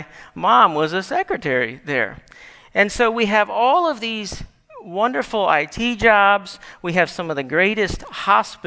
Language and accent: English; Gaithersburg, Maryland, United States; I grew up in Gaithersburg as a kid